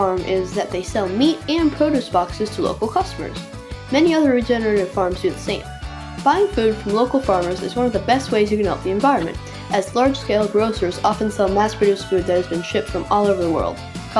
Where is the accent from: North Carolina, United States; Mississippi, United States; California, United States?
California, United States; Los Angeles; my hometown